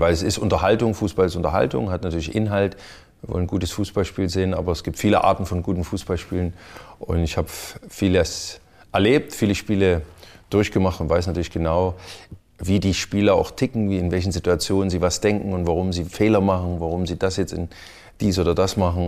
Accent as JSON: {"language": "German", "town": "Chemnitz", "region": "Saxony", "country": "Germany", "tie": "born or raised there", "moved": "yes", "said": "kam aus meiner Heimatstadt, aus damals noch Karl-Marx-Stadt, dann Chemnitz."}